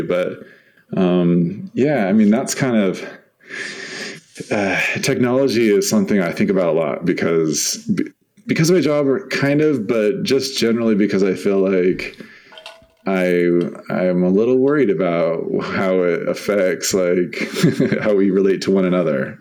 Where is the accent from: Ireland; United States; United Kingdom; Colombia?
United States; San Diego, California; also born or lived in Bay Area; now in Utah, United States; I grew up in San Diego, so um, I've been a coast person all my life